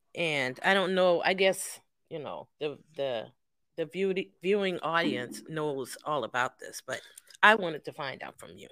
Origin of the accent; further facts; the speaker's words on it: Charleston, South Carolina, United States; also born or lived in St. George; Came here when I was seven months old. Um, raised, um, lived downtown until I was just a teenager, like 12 or 13, then moved West Ashley.